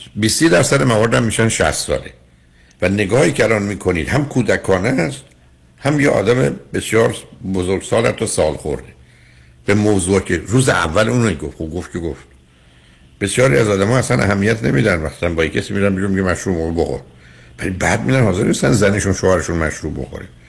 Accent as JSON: {"language": "Persian", "country": "Iran", "said": "ما ایرانی هستیم"}